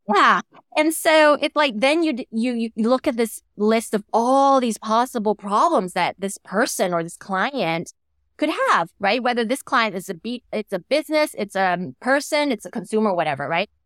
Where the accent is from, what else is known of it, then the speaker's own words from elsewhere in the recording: Thailand; I came back to, uh, to my home country, w, which at the moment is Thailand